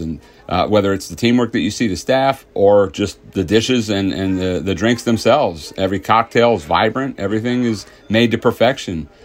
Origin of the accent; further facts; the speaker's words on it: King of Prussia, Pennsylvania, United States; I grew up in King of Prussia, not too far from here